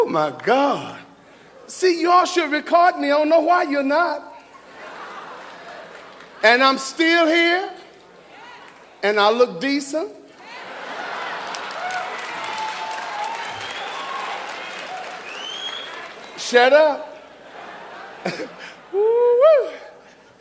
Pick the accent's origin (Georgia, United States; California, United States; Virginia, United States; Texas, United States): Georgia, United States; Macon; I'm from there too